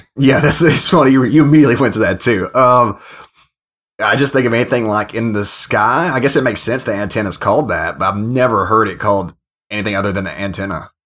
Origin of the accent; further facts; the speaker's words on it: United States; now in United Kingdom; I'm an American